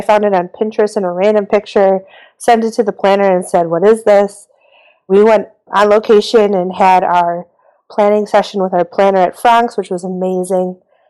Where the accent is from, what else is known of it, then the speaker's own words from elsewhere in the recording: Milwaukee, Wisconsin, United States; my hometown in Milwaukee.